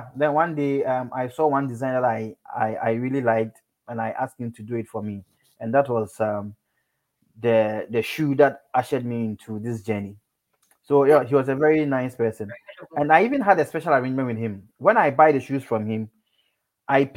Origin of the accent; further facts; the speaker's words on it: Kumasi, Ashanti, Ghana; I grew up in Kumasi, so I am very Ghanaian